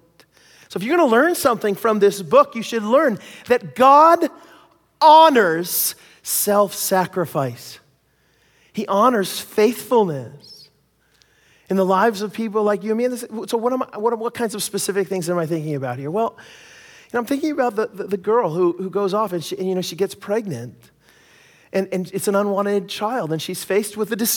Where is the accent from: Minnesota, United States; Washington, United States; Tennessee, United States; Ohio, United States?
Washington, United States; Seattle; now in Abbotsford, Canada; I grew up in Seattle